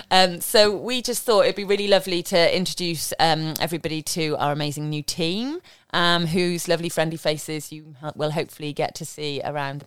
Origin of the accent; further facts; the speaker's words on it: London, United Kingdom; moved away as an adult; also born or lived in Stoke-on-Trent / Gloucestershire; I grew up in Southeast London.